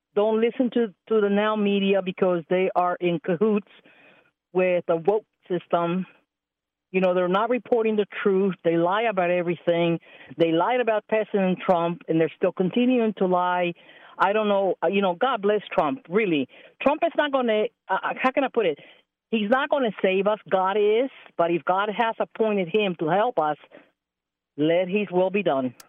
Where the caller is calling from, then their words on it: Allen, Texas, United States; I'm calling from Allen, Texas, right outside of, uh, Dallas.